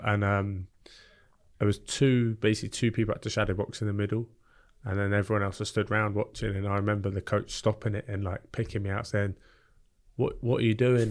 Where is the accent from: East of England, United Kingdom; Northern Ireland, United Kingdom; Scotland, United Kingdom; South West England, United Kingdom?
South West England, United Kingdom; Bournemouth; also born or lived in Epsom / South London; we moved down to Bournemouth when I was three years old